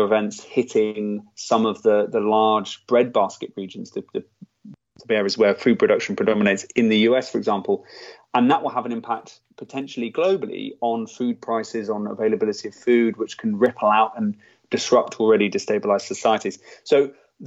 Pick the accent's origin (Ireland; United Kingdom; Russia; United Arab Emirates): United Kingdom; as a British person